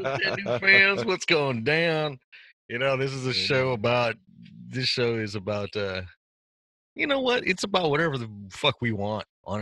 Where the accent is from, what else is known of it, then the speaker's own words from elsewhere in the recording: Washington, United States; I'm from Washington State.